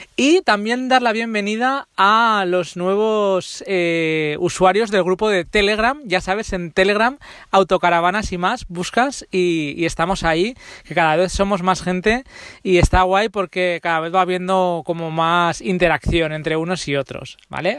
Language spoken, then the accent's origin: Spanish; Zaragoza, Aragon, Spain; yo soy de Zaragoza